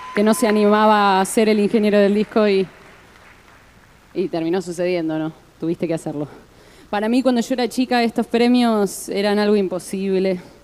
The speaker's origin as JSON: {"language": "Spanish", "region": "Santa Fe", "country": "Argentina", "said": "yo soy de Santa Fe"}